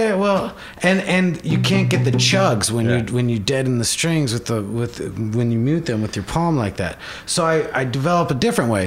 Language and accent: English; Bellevue, Washington, United States; I grew up in Seattle, or it's kind of a, uh, six miles away. It's a place called Bellevue